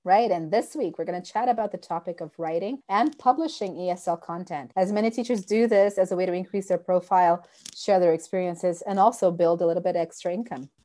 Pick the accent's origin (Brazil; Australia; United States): Brazil; moved away as an adult; now in Canada; I was born in Brazil, but when I moved to Canada, I was already a teacher